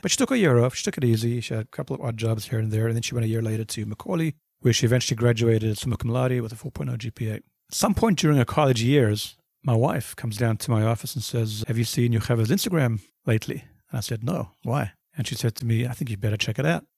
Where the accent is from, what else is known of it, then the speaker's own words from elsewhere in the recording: Johannesburg, Gauteng, South Africa; moved away as an adult; also born or lived in Cape Town, South Africa / Brooklyn / New Jersey / New Haven; now in United States; I was born in Cape Town. Grew up in Johannesburg.